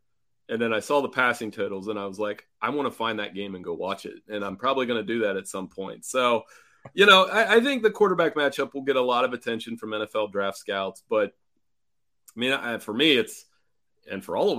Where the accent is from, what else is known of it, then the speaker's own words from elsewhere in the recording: Ohio, United States; I'm from Ohio, too. We're in the neighboring state.